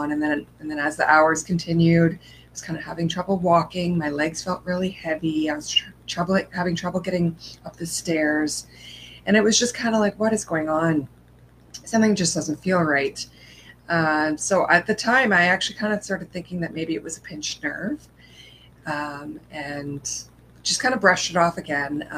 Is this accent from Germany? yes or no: no; Edmonton, Alberta, Canada; I am from Edmonton, Canada